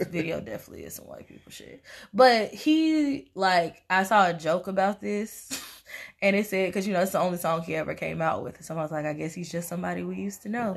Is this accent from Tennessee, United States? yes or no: yes; Tennessee, United States; I'm from Tennessee